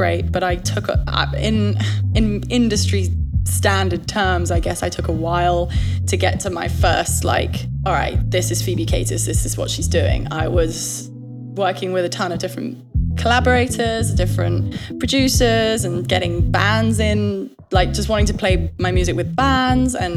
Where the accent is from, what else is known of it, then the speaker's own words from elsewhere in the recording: Kent, South East England, United Kingdom; accent: British; also born or lived in London; now in New York, United States; I was born in London, but I was raised in the southeast in Kent